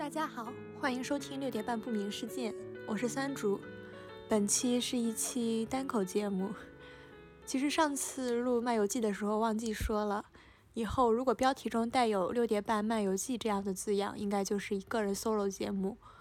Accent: northern China, China; moved away; 我甚至作为一个从小在北方长大的人

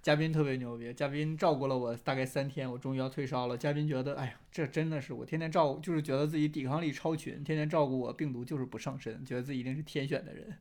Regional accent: Jixi, Heilongjiang, China; now in Beijing, China; 就我们鸡西都，就一个边陲小城

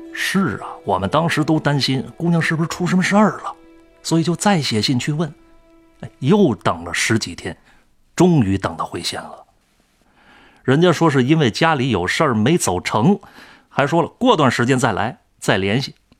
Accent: China; moved away; 我老家太和乡也在山区，就跟这口头乡挨着

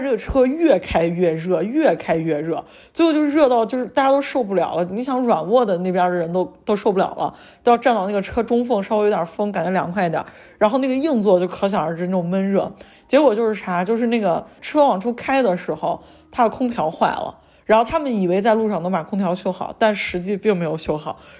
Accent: Xi'an, Shaanxi, China; 我父母带我去那个南方玩过一趟，然后我从南方回来的时候，就是从杭州坐火车坐回西安

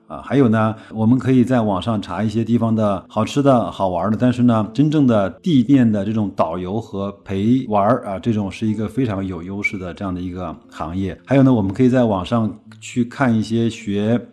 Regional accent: China; 就是我们中国人口的聚集程度还是很低的

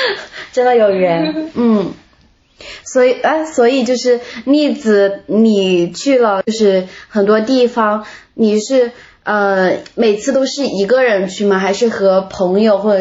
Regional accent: Meishan, Sichuan, China; 我是眉山的，就是离成都挺近的一个地方。

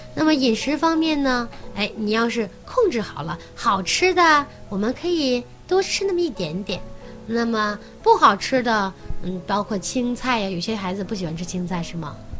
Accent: northern China, China; 我们从小在北方长大嘛

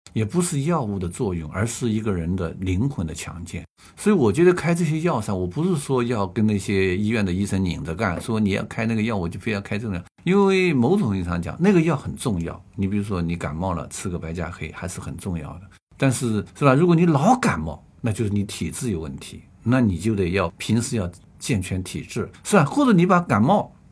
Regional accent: China; 我们中国人叫摄身

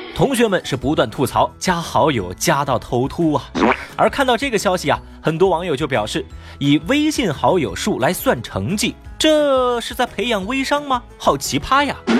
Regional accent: Sichuan, China; 同样作为一个四川人

